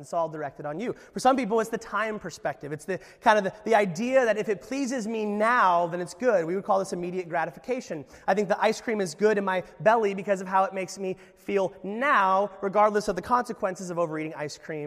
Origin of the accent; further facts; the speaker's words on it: Alaska, United States; I was from Alaska.